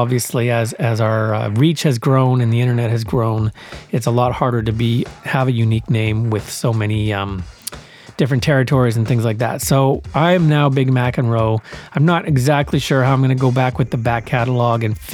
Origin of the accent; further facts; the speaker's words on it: Winnipeg, Manitoba, Canada; moved away as an adult; also born or lived in Brandon, Manitoba; now in Vancouver, Canada; I lived in Winnipeg all through up until the end of grade 7.